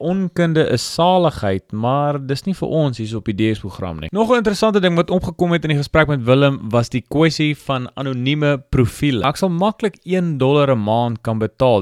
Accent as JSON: {"language": "Afrikaans", "country": "South Africa", "said": "as Afrikaners"}